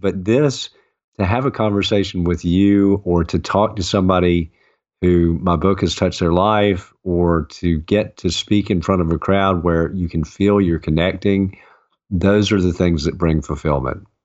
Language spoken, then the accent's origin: English; the South, United States; I grew up in the South and, you know, as Southern man